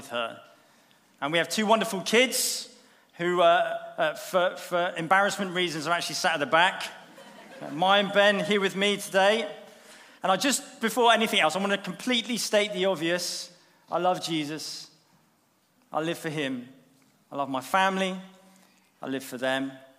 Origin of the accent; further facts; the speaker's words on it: Bournemouth, South West England, United Kingdom; moved away as an adult; those first 20 years or so were actually spent growing up here in Bournemouth. Bournemouth is my hometown